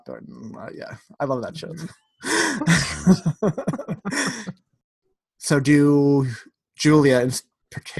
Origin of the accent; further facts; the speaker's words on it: New York, United States; I'm from New York.